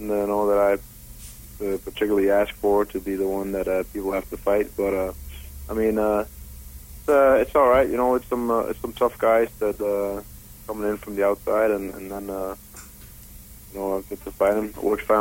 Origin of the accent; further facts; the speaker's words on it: Denmark; moved away as an adult; now in Las Vegas, United States; I'm originally from Denmark